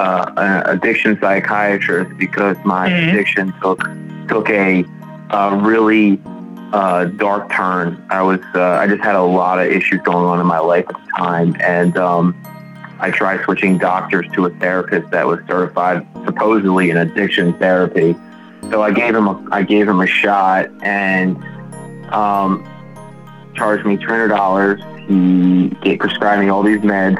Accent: Baltimore, Maryland, United States; grew up in Baltimore, great family

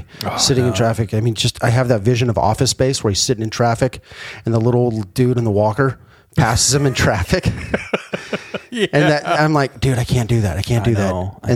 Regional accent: Southern California, United States; also born or lived in Australia; born and raised in Southern California.

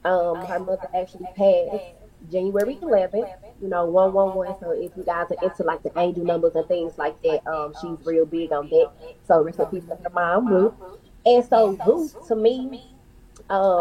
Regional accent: St. Louis, Missouri, United States; I'm from St. Louis, Missouri, West Side

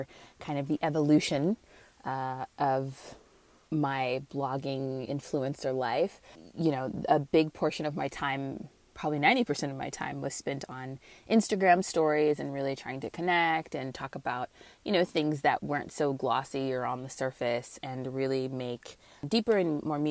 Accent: Northern California, United States; moved away as an adult; now in Southern California, United States; I hail from Northern California

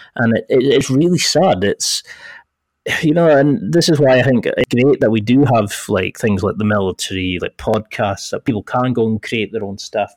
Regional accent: Scotland, United Kingdom; accent: Scottish; I had a Scottish accent, and I thought I'm bloody from Scotland

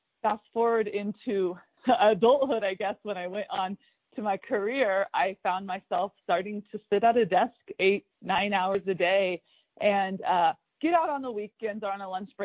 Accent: Fremont, California, United States; now in Mammoth Lakes, United States; I grew up in Fremont, California.

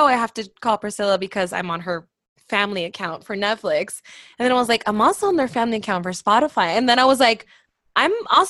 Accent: Miami, Florida, United States; moved away as an adult; also born or lived in Louisiana; now in Atlanta, United States; So I moved to Miami when I was 3 or 4.

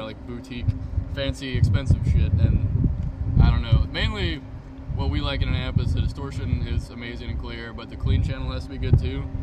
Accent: North Louisiana, United States; we're from North Louisiana

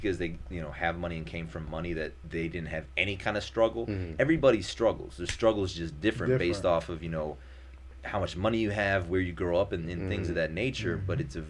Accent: Naperville, Illinois, United States; also born or lived in Indiana / Massachusetts; you know, like I said, my hometown is Naperville, Illinois.

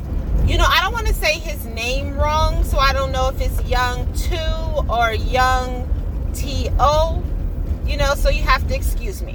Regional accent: California, United States; I am from California

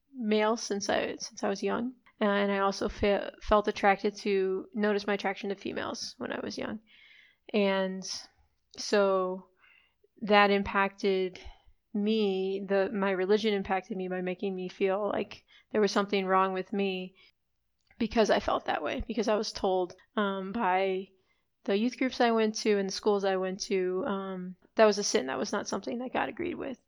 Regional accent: Chicago, Illinois, United States; I grew up in Chicago, but then have also spent time abroad

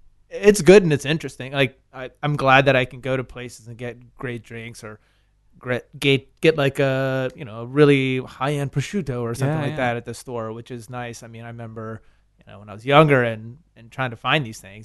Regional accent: Richmond, Virginia, United States; I grew up in Richmond. Yeah, I moved around a lot, but I grew up there.

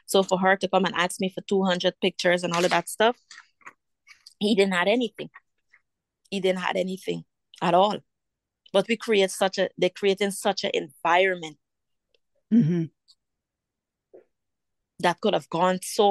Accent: Guyana; moved away; growing up in Guyana

